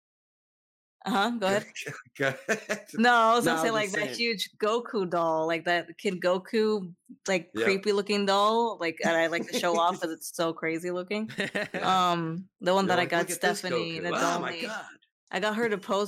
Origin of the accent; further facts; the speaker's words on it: South Florida, United States; I'm from South Florida